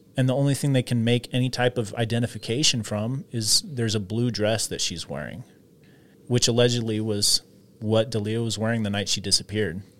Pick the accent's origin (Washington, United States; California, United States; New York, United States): Washington, United States; I'm from Washington